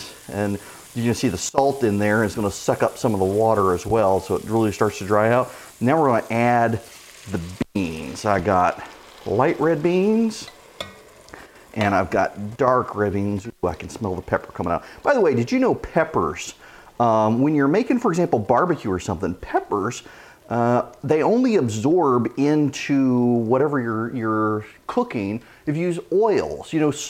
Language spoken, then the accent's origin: English; Louisiana, United States; In my house growing up, we always had garlic bread to go with red beans and rice, just part of growing up in Louisiana.